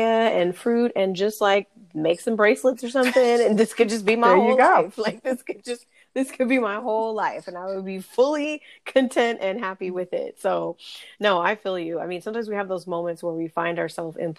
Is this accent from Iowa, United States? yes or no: no; California, United States; also born or lived in North Carolina / Dallas, Texas; growing up in California